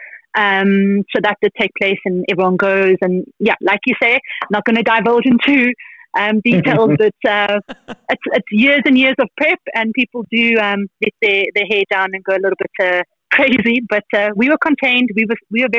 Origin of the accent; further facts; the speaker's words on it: South Africa; we're South African